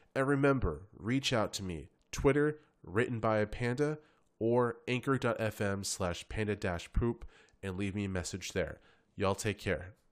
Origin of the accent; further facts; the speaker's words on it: San Antonio, Texas, United States; I'm from San Antonio. I've lived here my entire life